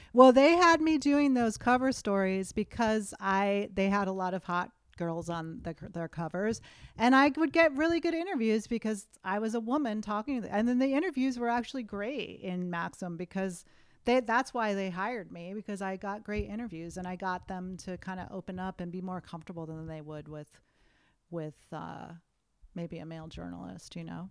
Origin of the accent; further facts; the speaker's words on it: Western Massachusetts, United States; moved away as an adult; also born or lived in Boston; now in Los Angeles, United States; where I grew up in Western Mass was about a three-hour train ride from New York City